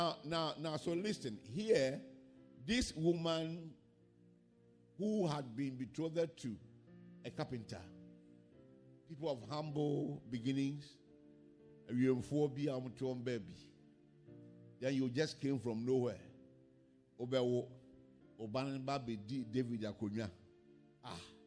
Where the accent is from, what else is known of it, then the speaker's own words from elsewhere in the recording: Ghana; my hometown was not in the map of Ghana